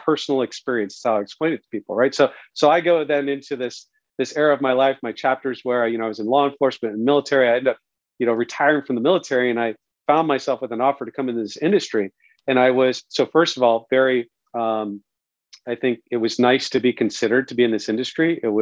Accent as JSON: {"language": "English", "town": "Santa Cruz", "region": "California", "country": "United States", "tie": "born or raised there", "moved": "yes", "said": "I grew up originally in Santa Cruz, California"}